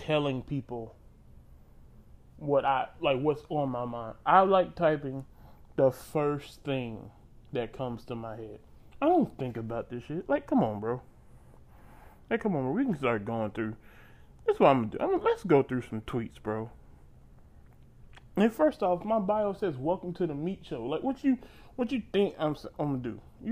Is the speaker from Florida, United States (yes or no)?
yes; Panama City, Florida, United States; I'm from Florida, I'm from Panama City